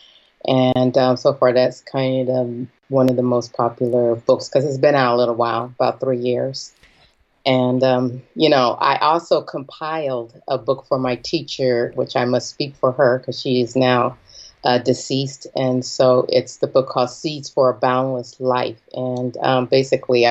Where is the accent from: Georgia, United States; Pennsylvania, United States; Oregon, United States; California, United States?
California, United States; Los Angeles; moved away as an adult; now in San Francisco Bay Area, United States; I am originally from Los Angeles, California, but I've been up in the Bay Area for a very, very long time